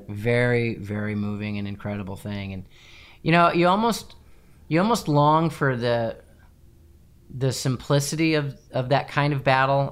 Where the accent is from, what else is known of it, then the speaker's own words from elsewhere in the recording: United States; also born or lived in England; as an American